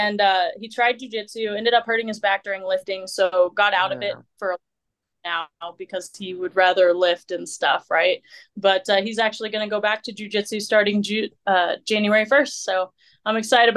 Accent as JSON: {"language": "English", "region": "Missouri", "country": "United States", "tie": "born or raised there", "also_born_or_lived": "Virginia", "moved": "as an adult", "lives_now": "Colorado, United States", "said": "So from Missouri, grew up there pretty much, I don't know, like from 12, I'm trying to remember, like 14 to, you know, my early 20s"}